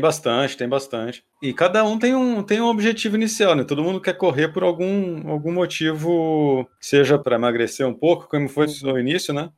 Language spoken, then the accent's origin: Portuguese; Campinas, São Paulo, Brazil; Sou de Campinas, formado em publicidade e propaganda pela PUC Campinas